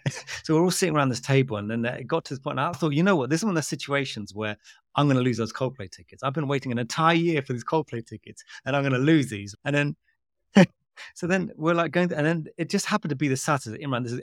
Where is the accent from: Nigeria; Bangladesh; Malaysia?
Bangladesh; I'm from Bangladesh and my wife is Pakistani.